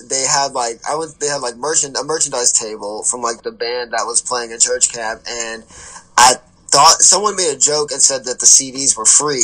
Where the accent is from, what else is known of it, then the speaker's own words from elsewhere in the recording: the South, United States; I'm from the South